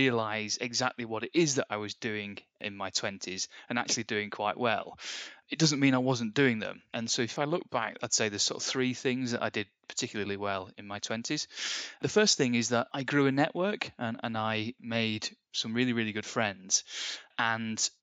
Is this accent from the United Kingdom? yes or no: yes; Bury, North West England, United Kingdom; Born in Bury. I like to say Lancashire, even though they moved the boundaries in 1974, just before I was born, and it became Greater Manchester. But still Lancashire to me. I grew up in the Northwest.